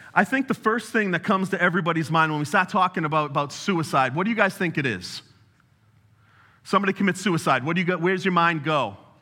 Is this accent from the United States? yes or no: yes; New England, United States; I'm also from New England, if you haven't uh, noticed. And we talk real fast